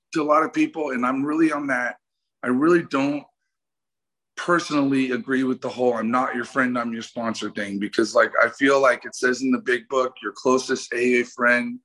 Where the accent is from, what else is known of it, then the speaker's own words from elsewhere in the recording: the Bay Area, California, United States; now in Los Angeles, United States; I grew up in the Bay